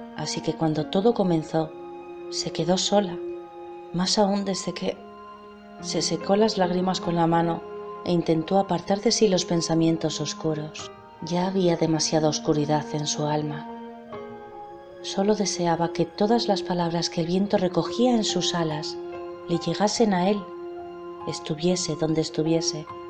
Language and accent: Spanish; Spain; de España